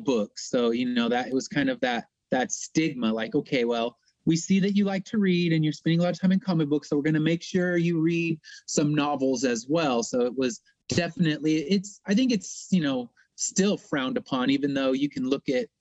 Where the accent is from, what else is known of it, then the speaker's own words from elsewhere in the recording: Inland Empire, Southern California, United States; I'm from Southern California in the Inland Empire